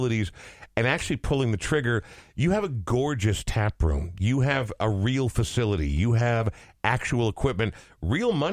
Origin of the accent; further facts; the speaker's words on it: Coon Rapids, Minnesota, United States; I grew up in Coon Rapids